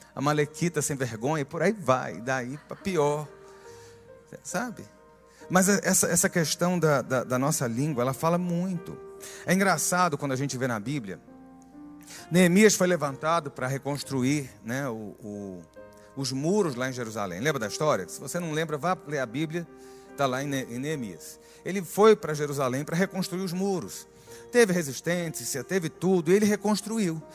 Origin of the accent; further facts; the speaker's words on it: Northeast Region, Brazil; meu sangue nordestino